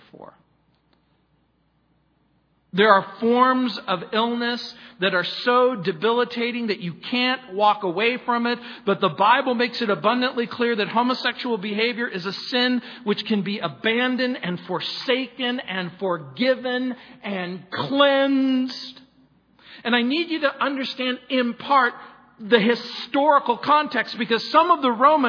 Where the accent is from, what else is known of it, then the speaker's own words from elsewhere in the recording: Southern California, United States; also born or lived in New Orleans, Louisiana / San Francisco; raised in Southern California